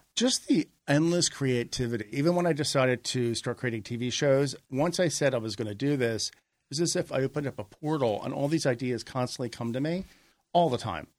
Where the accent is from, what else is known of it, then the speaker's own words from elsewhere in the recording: Margate, New Jersey, United States; also born or lived in Philadelphia, Pennsylvania; now in Los Angeles, United States; I was born outside Philadelphia, and I grew up in a small summer beach resort town, Margate, three miles south of Atlantic City.